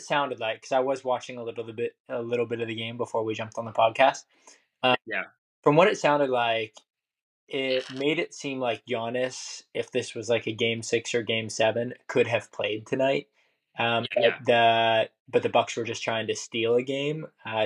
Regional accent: Ohio, United States; I'm from Ohio, and I grew up in the LeBron era.

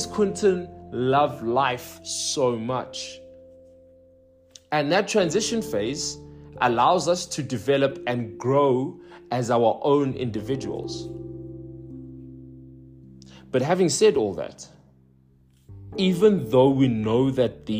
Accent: Johannesburg, Gauteng, South Africa; moved away as an adult; I was born and raised in the Johannesburg South, and I've been there for 26 years

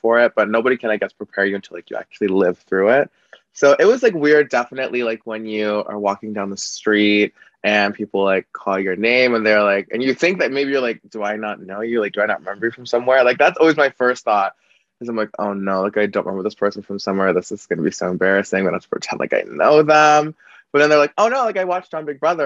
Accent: Calgary, Alberta, Canada; I'm from Canada, but I'm from this province called Alberta, specifically Calgary.

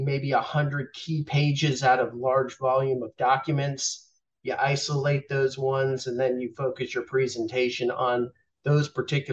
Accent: Boynton Beach, Florida, United States; moved away as an adult; also born or lived in the north (US); now in Atlanta, United States; I grew up mostly in South Florida by way of the north, but I've been in Atlanta over half my life at this point

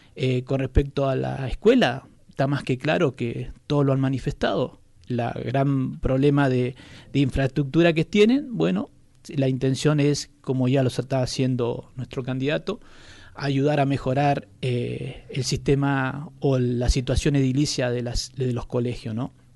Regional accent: Mendoza, Argentina; moved away as an adult; now in Puerto Deseado, Argentina; soy mendocino. Vine hace 25 años a esta localidad

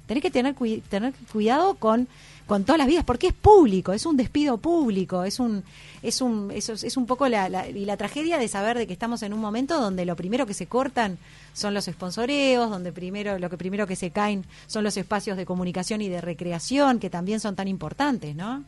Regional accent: Dolores, Soriano, Uruguay; also born or lived in Carrasco, Montevideo; me crié prácticamente toda mi adolescencia en, en Dolores, en el departamento de Soriano

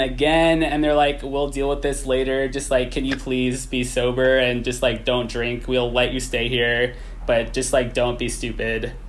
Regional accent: Berkeley, California, United States; Very East Bay, like, Berkeley upbringing

